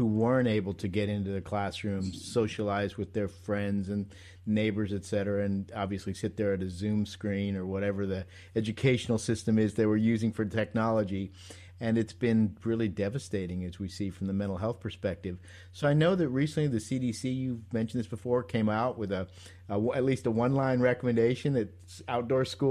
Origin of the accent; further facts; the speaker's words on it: New York City, New York, United States; moved away; growing up in New York City for a while